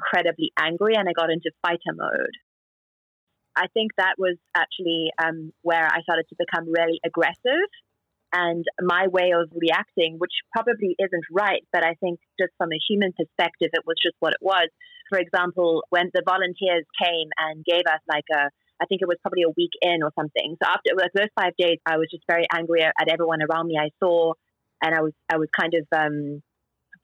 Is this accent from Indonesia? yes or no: no; South Africa; moved away as an adult; also born or lived in New York; now in Shanghai, China; I'm South African